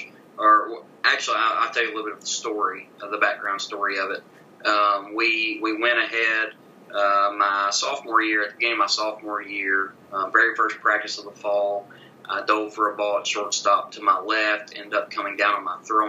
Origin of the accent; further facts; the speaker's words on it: Lawrenceburg, Kentucky, United States; now in Campbellsville, United States; my hometown of Lawrenceburg, Kentucky